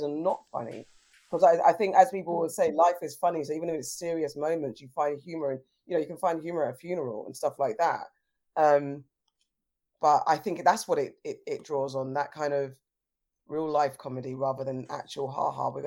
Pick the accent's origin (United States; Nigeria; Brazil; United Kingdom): United Kingdom; London; I grew up in South London